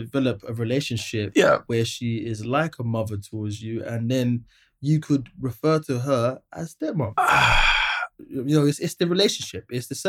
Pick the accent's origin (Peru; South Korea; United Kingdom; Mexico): United Kingdom; England; you're American, I'm English.